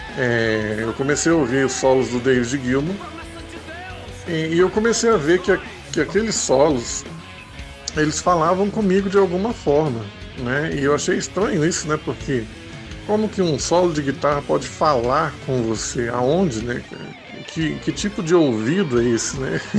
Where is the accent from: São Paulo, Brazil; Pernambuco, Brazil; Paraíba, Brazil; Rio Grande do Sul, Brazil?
Rio Grande do Sul, Brazil; Porto Alegre; moved away; also born or lived in Central-West Brazil; eu sou gaúcho, eu sou de Porto Alegre